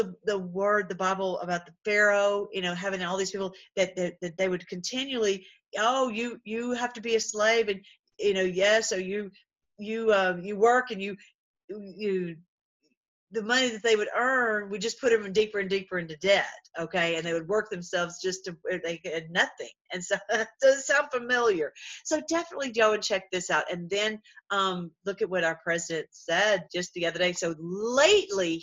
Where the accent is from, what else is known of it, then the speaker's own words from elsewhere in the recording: Tennessee, United States; I'm from Tennessee